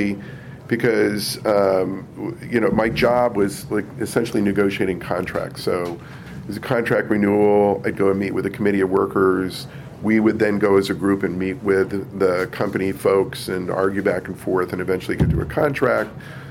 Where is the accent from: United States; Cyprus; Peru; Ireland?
United States; San Clemente, California; moved away as an adult; also born or lived in Brooklyn, New York; now in Sleepy Hollow, United States; I grew up in San Clemente, California, which is halfway between LA and San Diego, a little tiny beach town